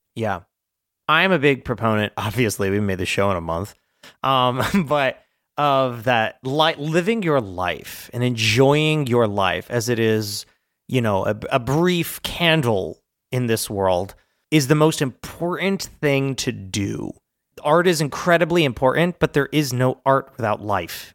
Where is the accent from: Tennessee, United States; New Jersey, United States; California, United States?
New Jersey, United States; moved away; we're from Jersey